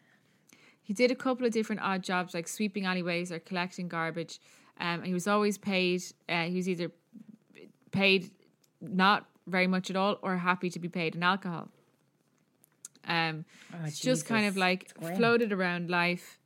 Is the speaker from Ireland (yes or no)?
yes; Ireland; accent: Irish; Anything I say is an Irish accent